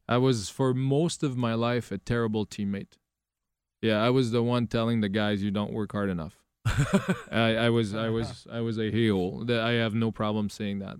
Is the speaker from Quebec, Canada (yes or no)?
yes; Quebec, Canada; English is a second language; I am from a very, very small area